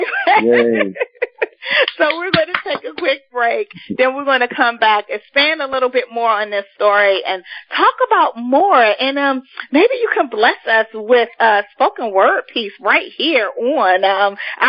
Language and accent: English; Washington, District of Columbia, United States; I'm from Ward 7, proud to be from Deanwood area and 58th East Capitol, you know, like, that's just my hood